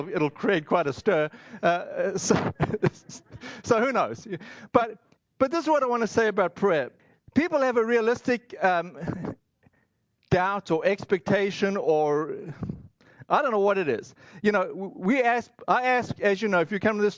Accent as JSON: {"language": "English", "country": "South Africa", "tie": "born or raised there", "said": "I grew up in South Africa"}